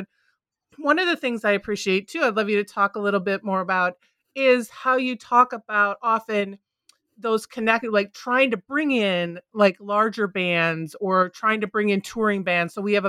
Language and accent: English; Minneapolis, Minnesota, United States; also born or lived in Mankato; Because I grew up right outside of Minneapolis, right? Minneapolis, St. Paul. So we did have we had a big venue, and we had a number of venues.